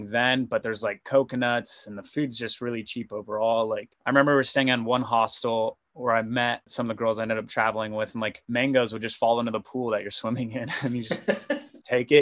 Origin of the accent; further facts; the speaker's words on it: San Diego, California, United States; So I grew up in San Diego